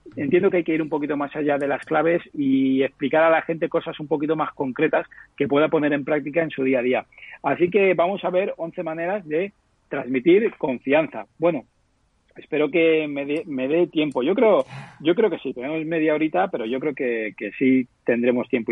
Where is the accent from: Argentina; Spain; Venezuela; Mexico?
Spain; Petrer, Valencian Community; una empresa muy pequeñita de un pueblo de Alicante, eh, que es mi pueblo, en Petrel